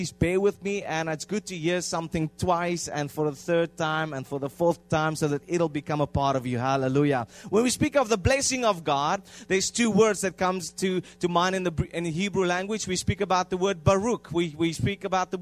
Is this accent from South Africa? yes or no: yes; South Africa; first language Afrikaans; English is a second language; moved away; we come from South Africa, and then we come and we manipulate our language